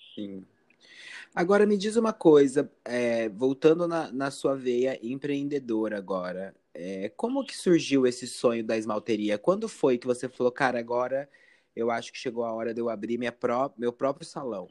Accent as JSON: {"language": "Portuguese", "region": "Rio de Janeiro", "country": "Brazil", "said": "Eu sou do Rio de Janeiro"}